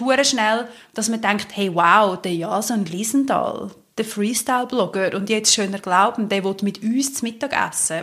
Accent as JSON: {"language": "German", "country": "Switzerland", "said": "bei uns in der Schweiz"}